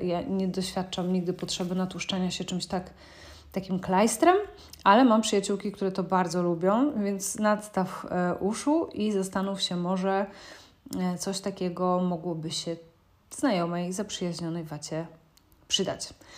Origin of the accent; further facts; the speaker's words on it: Szczecin, West Pomeranian Voivodeship, Poland; pochodzę ze Szczecina